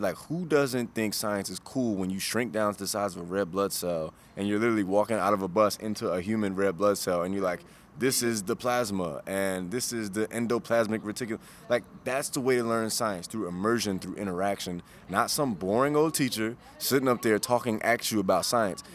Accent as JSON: {"language": "English", "town": "Chicago", "region": "Illinois", "country": "United States", "said": "I'm from the south side of Chicago."}